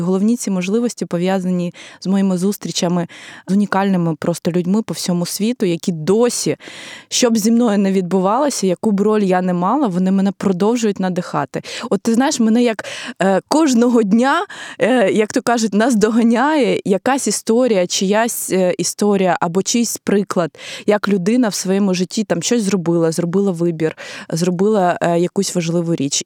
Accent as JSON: {"language": "Ukrainian", "country": "Ukraine", "said": "я е, ну з України"}